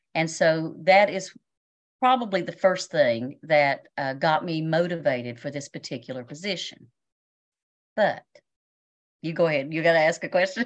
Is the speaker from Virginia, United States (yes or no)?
yes; Washington County, Virginia, United States; also born or lived in Berea, Kentucky; I was born and raised here in Washington County